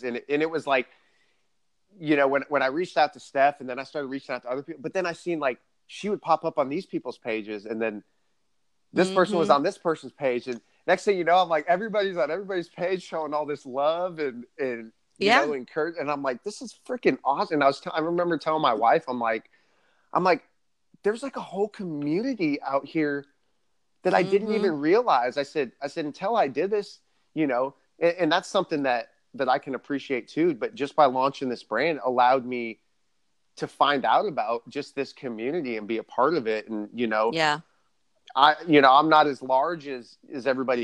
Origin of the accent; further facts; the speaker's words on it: southern Arizona, United States; moved away; I'm from Arizona originally, and they just got snow in like, I'm from southern Arizona, like the desert.